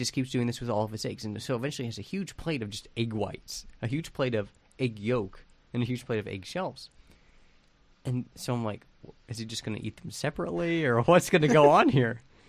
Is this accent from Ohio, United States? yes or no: yes; Ohio, United States; Growing up in Ohio, we had two season tickets to Purdue football games.